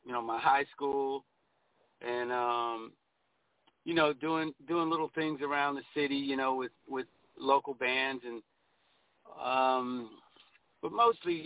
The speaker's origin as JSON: {"language": "English", "region": "North Carolina", "country": "United States", "also_born_or_lived": "Orange County, California", "moved": "yes", "said": "I am from North Carolina"}